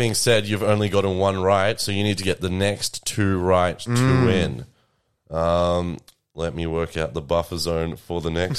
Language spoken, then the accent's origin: English; Colac, Victoria, Australia; From my hometown of Colac.